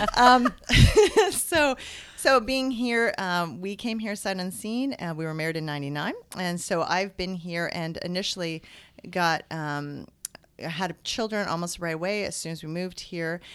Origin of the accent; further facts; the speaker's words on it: British Columbia, Canada; moved away as an adult; now in Ontario, Canada; I'm originally from British Columbia